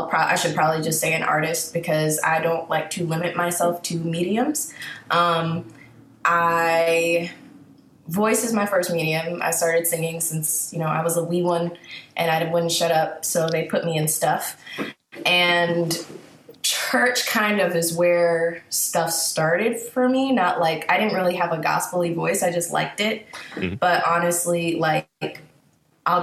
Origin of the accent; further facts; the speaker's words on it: Laurel, Prince George's County / Howard County, Maryland, United States; also born or lived in Baltimore, Maryland; I grew up for my first 10 years were in PG Laurel.